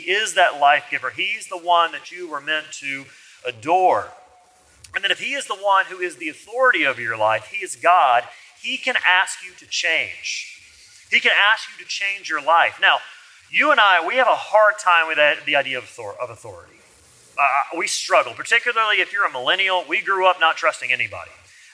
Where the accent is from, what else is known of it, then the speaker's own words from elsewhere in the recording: Alabama, United States; I'm from Alabama